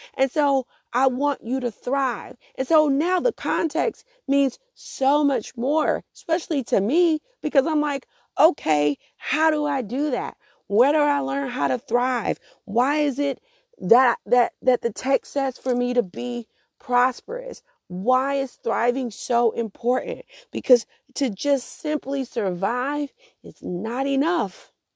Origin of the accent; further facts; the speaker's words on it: Augusta, Georgia, United States; also born or lived in Atlanta / Columbia, South Carolina; my home city of Augusta